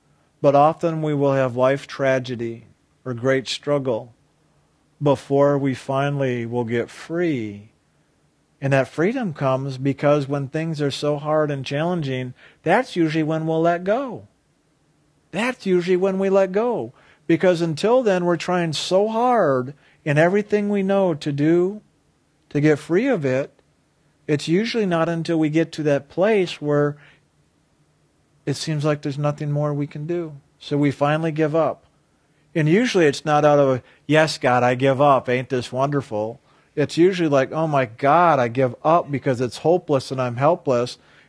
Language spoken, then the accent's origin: English; Lake Michigan, United States; I grew up on the Great Lake, Lake Michigan, and on really stormy days, we'd go swimming because the waves were big and fun to play in there